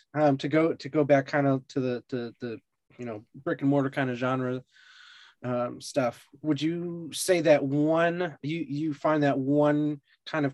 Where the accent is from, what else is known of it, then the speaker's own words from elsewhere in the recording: Western Massachusetts, United States; accent: no accent (Western Massachusetts); I was you know, born on the Western Massachusetts, which there's no we don't really have an accent